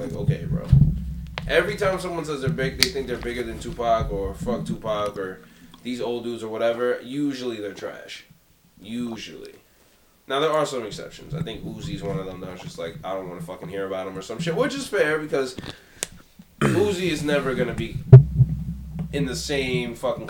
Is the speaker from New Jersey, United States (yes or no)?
no; New York City, New York, United States; I'm from Jamaica, Queens. I grew up from 10 minutes from where 50 Cent grew up and got shot.